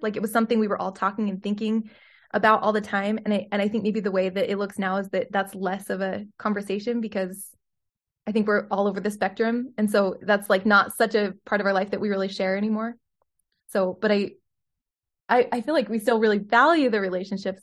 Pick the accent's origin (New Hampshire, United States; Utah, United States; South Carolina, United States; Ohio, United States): Utah, United States; also born or lived in Salt Lake City; I was born in Salt Lake City and mostly grew up in Utah